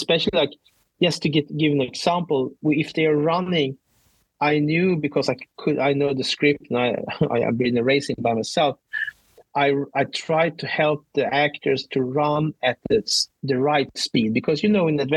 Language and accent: English; Sweden; I'm from Sweden